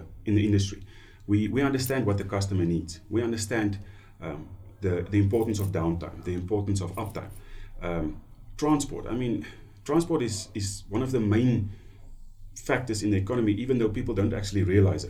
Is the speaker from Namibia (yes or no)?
yes; Namibia; also born or lived in South Africa; I've been born and bred in Namibia. Been here in Namibia my whole life.